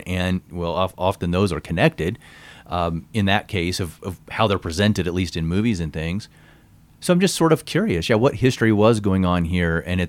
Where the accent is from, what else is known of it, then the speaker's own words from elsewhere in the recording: Midwest, United States; I came from the Midwest